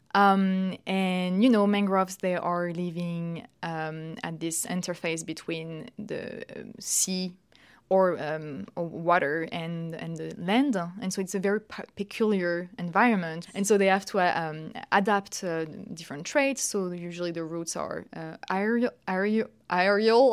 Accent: Paris, Île-de-France, France; moved away as an adult; also born or lived in United Kingdom; now in Lausanne, Switzerland; I'm French. I've, uh, I'm born in Paris, and I did all my studies, actually, in, in Paris, France, uh, until my master.

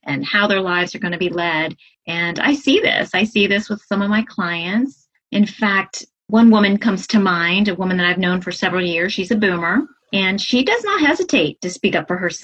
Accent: Southeastern Virginia, United States; now in Hudson Valley, New York, United States; originally I am from Southeastern Virginia, but now I'm living in the Hudson Valley area of New York

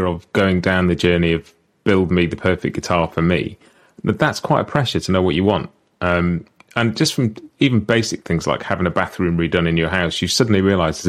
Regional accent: United Kingdom; we as Brits

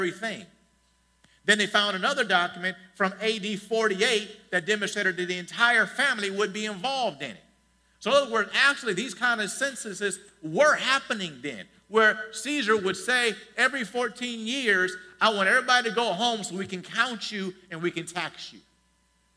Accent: Detroit, Michigan, United States; also born or lived in Ann Arbor, Michigan; I grew up here. I was born in Henry Ford Hospital, 10 minutes from here, maybe 10 minutes

